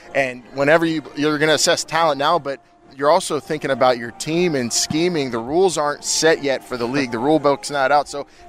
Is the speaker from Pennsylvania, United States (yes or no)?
yes; Pittsburgh, Pennsylvania, United States; I'm from Pittsburgh